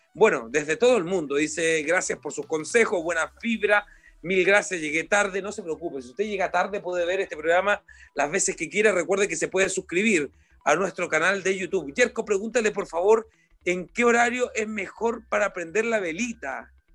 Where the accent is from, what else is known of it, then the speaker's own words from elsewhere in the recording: Choapa Valley, Coquimbo, Chile; el Valle del Chuapa, que es de donde yo vengo también